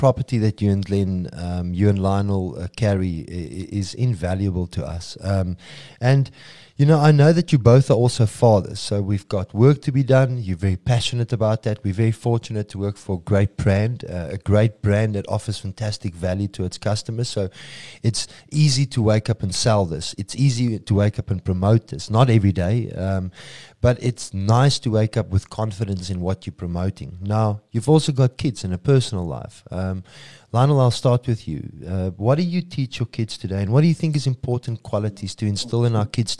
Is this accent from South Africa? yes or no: yes; South Africa; we're not always saying support us locally because we're South African.